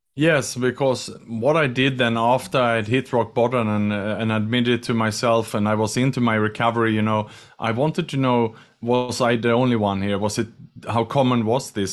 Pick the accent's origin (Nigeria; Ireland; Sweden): Sweden; English is a second language; moved away as an adult; also born or lived in Australia; now in Singapore; I'm from Sweden, but I'm in Singapore today